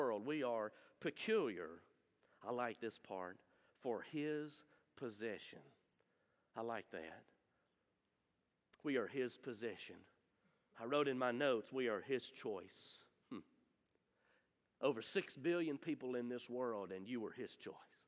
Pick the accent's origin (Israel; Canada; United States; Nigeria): United States; Munford; I'm from Munford. There's nothing royal in Munford. I promise you that. I'm from there. I can say it. I that's okay. I grew up there